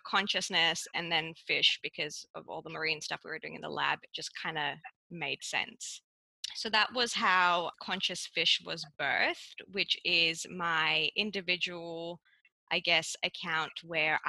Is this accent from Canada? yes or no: no; Cyprus; moved away as an adult; also born or lived in Melbourne, Australia; now in Australia; growing up in Cyprus